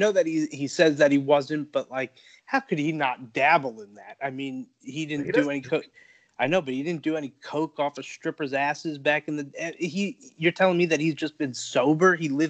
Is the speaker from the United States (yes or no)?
yes; Florida, United States; I remember growing up in Florida.